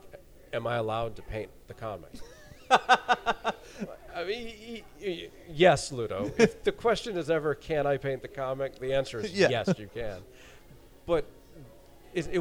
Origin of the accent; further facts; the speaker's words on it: South Florida, United States; I'm an American dude, grew up in South Florida